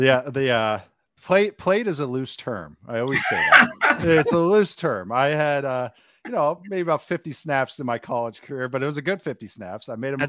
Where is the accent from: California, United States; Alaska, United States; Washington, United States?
Washington, United States; Bellevue; born there; I was born in Bellevue